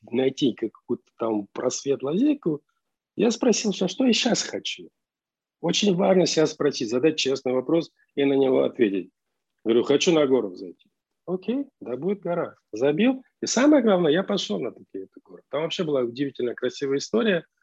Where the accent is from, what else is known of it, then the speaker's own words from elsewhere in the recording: Armenia; ну, я армянин, а арара для армянина это все равно, что там Сион или Гамаисев гора